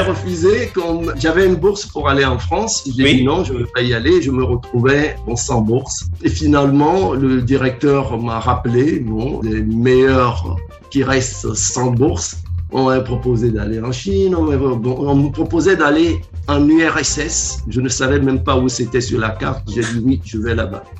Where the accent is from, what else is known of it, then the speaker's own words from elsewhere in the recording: Lomé, Maritime, Togo; J'ai commencé au Togo. Je suis né à Lomé. Je suis l'aîné d'une famille de sept